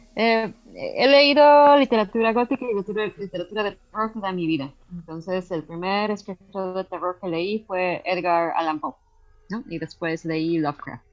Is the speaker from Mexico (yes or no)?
yes; Mexico; now in Canada; cuando yo estaba creciendo en México